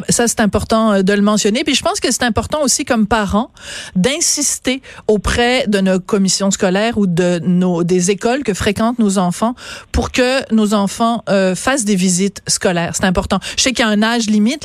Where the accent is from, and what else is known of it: Quebec, Canada